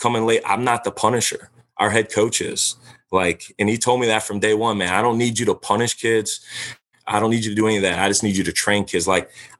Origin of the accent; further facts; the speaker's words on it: Louisiana, United States; I'm from Louisiana